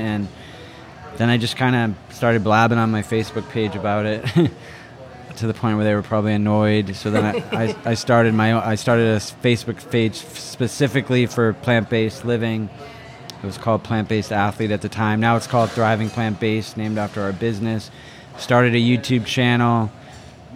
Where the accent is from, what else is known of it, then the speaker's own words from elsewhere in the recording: Falmouth, Massachusetts, United States; moved away as an adult; also born or lived in Hawaii; now in Miami, United States; I grew up in Falmouth, Massachusetts, which is in Cape Cod